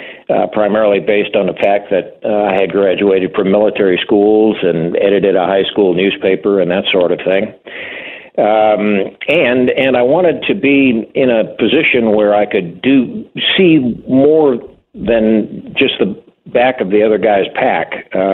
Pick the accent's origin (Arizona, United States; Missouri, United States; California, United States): Missouri, United States; Southeast; I'm originally from Southeast Missouri. You can probably tell by the way I pronounce the name of that state that I'm a little south of the area. But I enlisted in January of 1964 out of St. Louis, Missouri